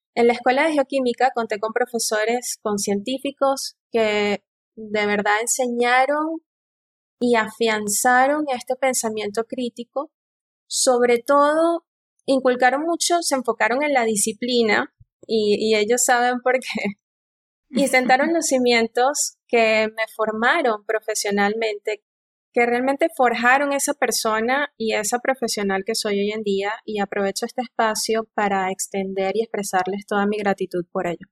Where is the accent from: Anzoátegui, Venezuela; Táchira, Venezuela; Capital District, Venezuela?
Anzoátegui, Venezuela; El Tigre; moved away; also born or lived in Canada / Tromsø, Norway; Soy venezolana, oriunda de la ciudad del Tigre